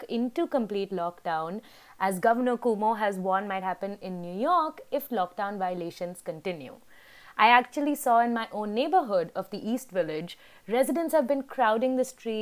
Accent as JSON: {"language": "English", "country": "India", "moved": "yes", "said": "my home country of India"}